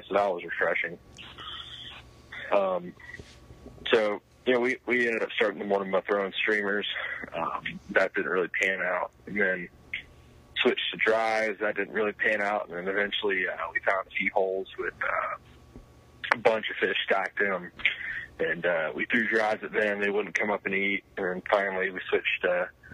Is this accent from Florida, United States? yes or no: yes; Miami, Florida, United States; moved away; my hometown